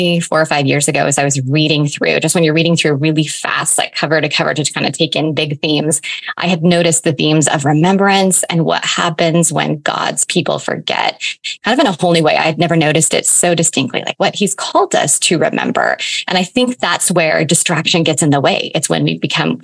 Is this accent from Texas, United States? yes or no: no; eastern Washington State, United States; I have lived here my entire life. I actually live like 20 miles from where I was born